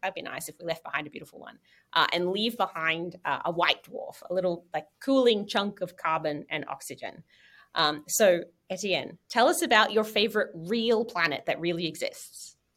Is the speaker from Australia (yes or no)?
yes; Australia; now in United States; I'm from Australia originally, and now I've been in the US for 15 years